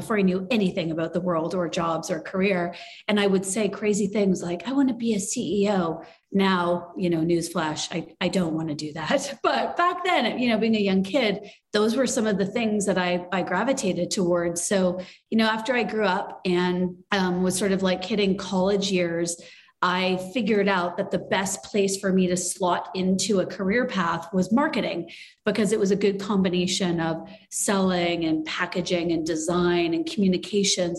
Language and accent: English; small towns in Ontario, Canada; I was born in Canada and I grew up in small towns in Ontario and Canada.